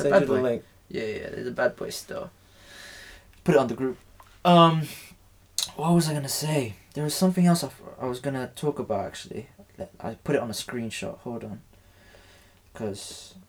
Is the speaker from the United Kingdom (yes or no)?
no; Philippines; moved away; "From the Philippines."